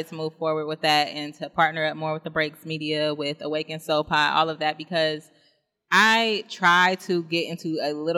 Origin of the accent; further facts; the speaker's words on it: Dayton, Ohio, United States; now in Columbus, United States; I'm from Dayton